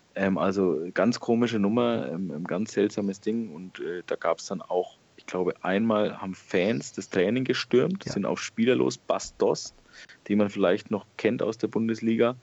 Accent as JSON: {"language": "German", "area": "Franconia", "region": "Bavaria", "country": "Germany", "said": "ich bin Franke. Bei uns sagt man das nicht so"}